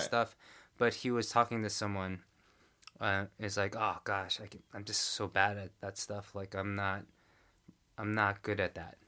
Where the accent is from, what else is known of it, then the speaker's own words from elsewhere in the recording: New York, United States; now in Korea; I grew up in New York